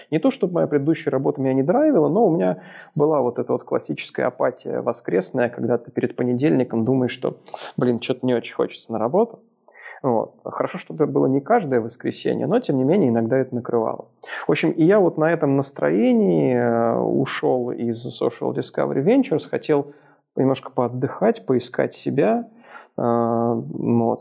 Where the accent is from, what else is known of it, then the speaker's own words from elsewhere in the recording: Moscow, Russia; moved away as an adult; now in Minsk, Belarus; я на самом деле родился в Москве, прожил там всю жизнь, и дальше, чем за 10 километров за всю жизнь ни разу не переезжал